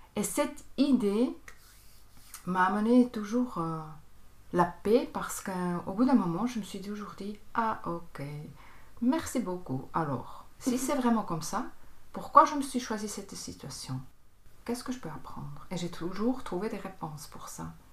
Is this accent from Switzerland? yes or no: yes; Bern, Switzerland; moved away; also born or lived in Tarn, France; Je viens de Berne, c'est en Suisse. J'ai grandi euh, aussi à Berne